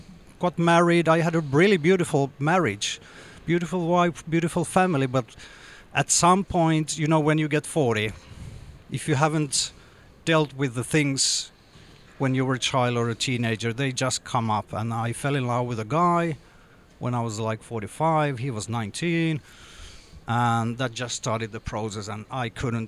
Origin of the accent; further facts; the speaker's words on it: Jakobstad, Ostrobothnia, Finland; English is a second language; I grew up in Jakobstad, which is a Swedish-speaking small town by the coast up north.